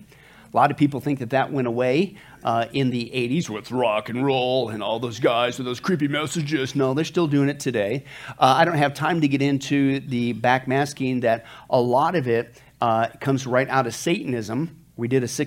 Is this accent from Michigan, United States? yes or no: no; Kansas, United States; now in Las Vegas, United States; I grew up in the farm. I grew up in Kansas